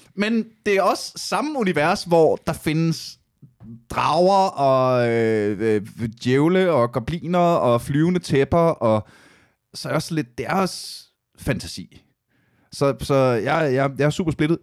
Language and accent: Danish; Aalborg, North Denmark Region, Denmark; jeg kommer fra Aalborg